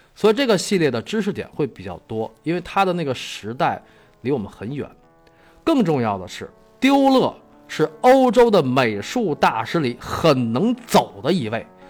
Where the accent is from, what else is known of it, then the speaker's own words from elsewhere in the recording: China; 我们中国人从小就被教育三人行，必有我师焉